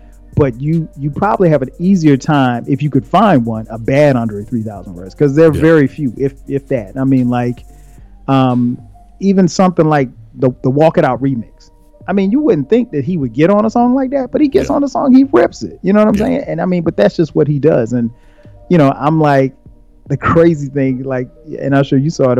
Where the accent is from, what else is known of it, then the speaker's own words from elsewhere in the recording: the South, United States; I'm from the South